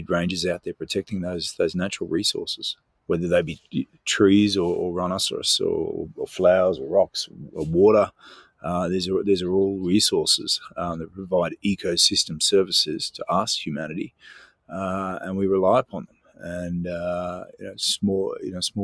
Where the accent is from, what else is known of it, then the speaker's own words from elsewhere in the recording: Mornington, Victoria, Australia; moved away; Mornington boy